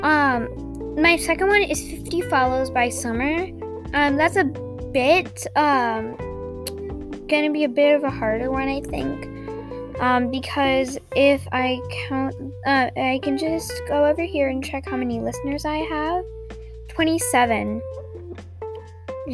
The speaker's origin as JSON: {"language": "English", "country": "United States", "said": "I am American"}